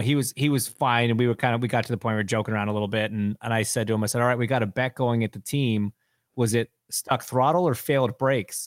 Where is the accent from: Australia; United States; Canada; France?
Canada; I'm Canadian